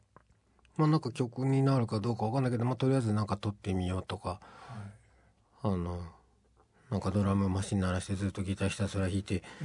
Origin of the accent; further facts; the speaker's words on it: Tochigi, Japan; 僕栃木なんですけど